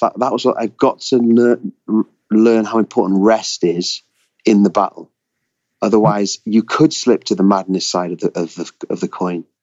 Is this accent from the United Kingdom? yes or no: yes; United Kingdom; I grew up as a Brit on on Roald Dahl stories